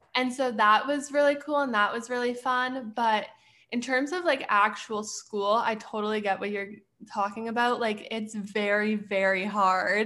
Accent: Edmonton, Alberta, Canada; moved away as an adult; also born or lived in Arizona; now in Pittsburgh, United States; I'm originally from Edmonton, Alberta, but I currently live in Pittsburgh

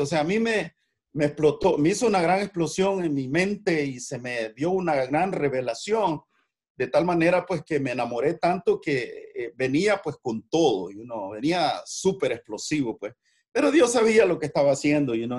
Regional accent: El Salvador; moved away as an adult; also born or lived in San Francisco; now in United States; soy de origen salvadoreño

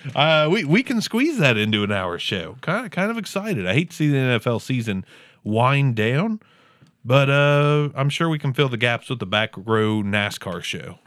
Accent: Southern Ohio, United States; accent: Southern Ohio; my Southern Ohio accent

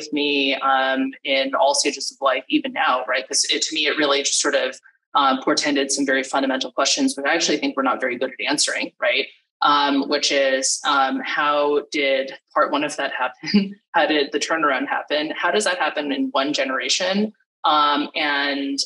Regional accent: California, United States; I'm from California originally

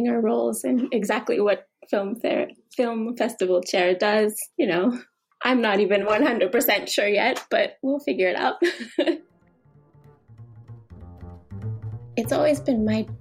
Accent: Youngstown, Ohio, United States; moved away as an adult; now in Nagoya, Japan; originally, I'm from Youngstown, Ohio, in the United States. And I moved to Japan about 10 years ago

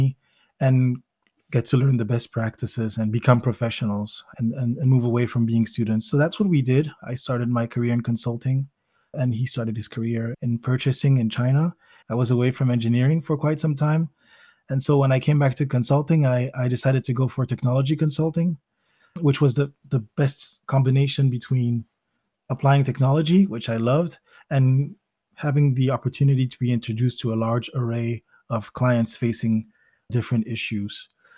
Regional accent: Belgium; also born or lived in Zimbabwe / United States; I was born in Belgium. And immediately after that, we moved to Zimbabwe, where I spent part of my childhood, then to the United States, where I spent another part of my childhood, and then back to Belgium, where I did most of my high school education

